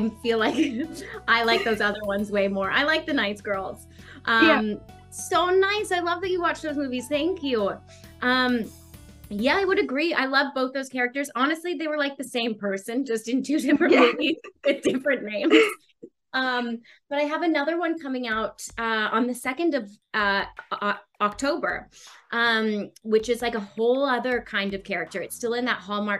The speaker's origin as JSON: {"language": "English", "country": "Australia", "tie": "born or raised there", "said": "growing up in Australia"}